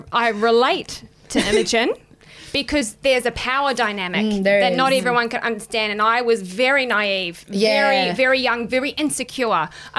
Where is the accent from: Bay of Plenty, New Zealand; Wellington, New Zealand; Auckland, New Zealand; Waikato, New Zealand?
Bay of Plenty, New Zealand; Katikati; And I was literally fresh off the farm. My dad's a farmer. I grew up in a small country town called Katikati.